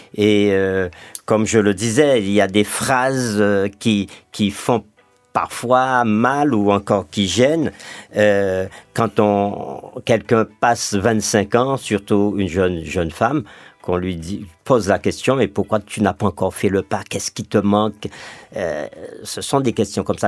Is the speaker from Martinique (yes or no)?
yes; Martinique; chez nous en Martinique